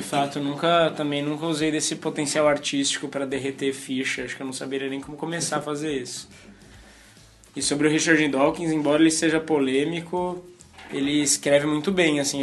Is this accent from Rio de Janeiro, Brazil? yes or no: no; São Paulo, Brazil; accent: paulistanês; meu paulistanês